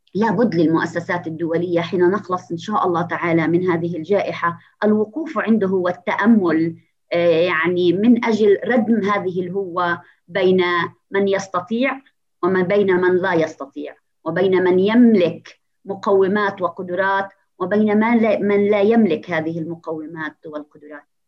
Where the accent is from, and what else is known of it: Palestine